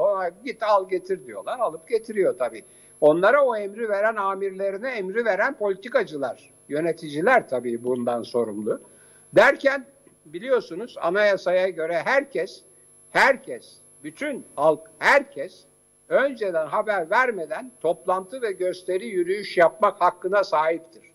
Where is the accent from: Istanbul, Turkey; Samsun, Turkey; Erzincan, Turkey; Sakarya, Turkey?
Istanbul, Turkey; moved away as an adult; also born or lived in Ankara; İstanbulluyum ve şu anda da İstanbulluyum ama Ankara'da e, Hacettepe'de e, e kariyerimi yaptığım için